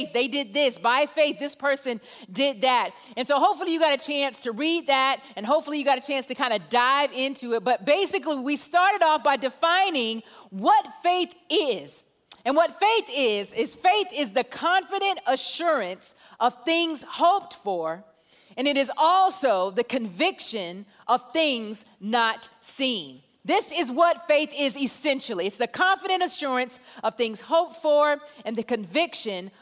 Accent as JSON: {"language": "English", "town": "Atlanta", "region": "Georgia", "country": "United States", "said": "I am from Atlanta, Georgia"}